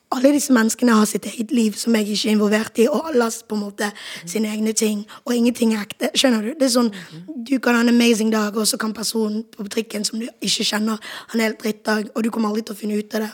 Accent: Bergen, Vestland, Norway; moved away as an adult; now in Oslo, Norway; jeg er jo fra Bergen

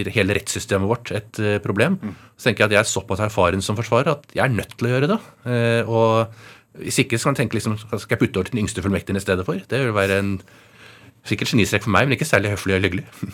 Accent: Oslo, Norway; Jeg vokste opp i Oslo hele tiden

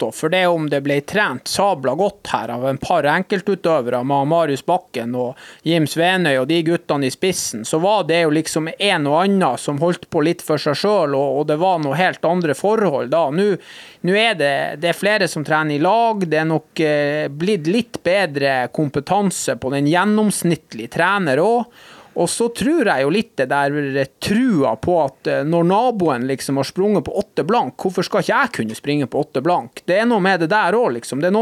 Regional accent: Norway; For det om vi er hvite og vi kommer fra Norge og vi har helt andre utgangspunkt enn andre i form av talenter

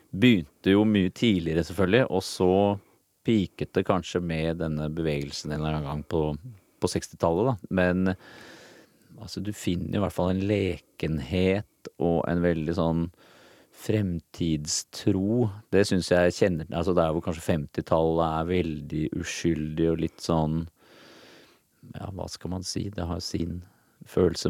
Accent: Norway; moved away; also born or lived in United States; foreldrene mine, da, som var hippier her hjemme i Norge

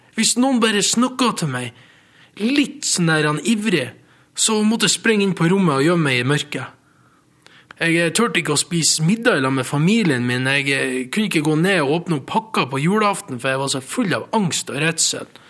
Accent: Mo i Rana, Nordland, Norway; born or raised there; also born or lived in Costa Rica

